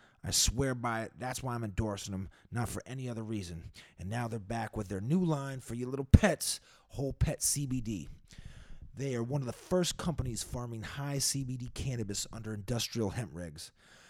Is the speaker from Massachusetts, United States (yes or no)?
yes; Boston, Massachusetts, United States; Yeah, bro, I'm from Mass. I'm from Boston.